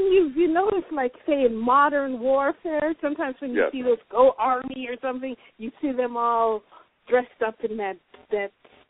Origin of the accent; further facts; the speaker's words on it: Jamaica; I'm Jamaican